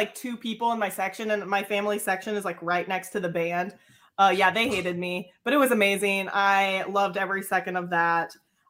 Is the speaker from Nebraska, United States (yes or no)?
yes; Omaha, Nebraska, United States; moved away; I was born in Omaha. My family's up there.